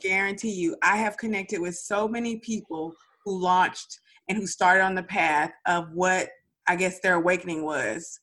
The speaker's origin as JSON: {"language": "English", "town": "Dallas", "region": "Texas", "country": "United States", "said": "I'm from Dallas"}